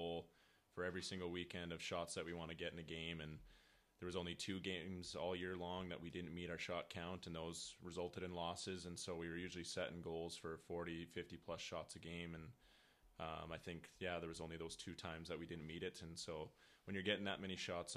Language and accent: English; Moose Jaw, Saskatchewan, Canada; moved away; also born or lived in Minot, North Dakota; from Moose Jaw, Saskatchewan